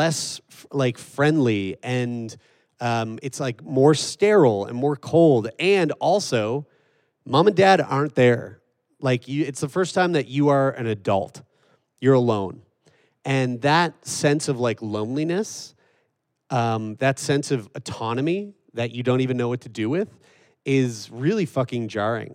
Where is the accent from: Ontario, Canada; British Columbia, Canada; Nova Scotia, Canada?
Nova Scotia, Canada; Wolfville; moved away as an adult; also born or lived in Toronto; going from like Wolfville, Nova Scotia to Toronto for university.